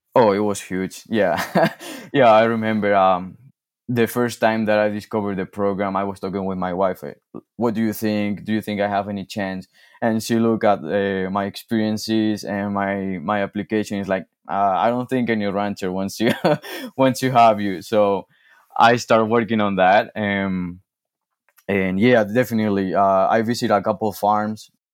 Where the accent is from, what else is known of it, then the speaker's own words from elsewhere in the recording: Spain; English is a second language; also born or lived in Michigan; now in Montana, United States; I'm originally from, from Spain, and I came to, to the States, uh, in two thousand sixteen.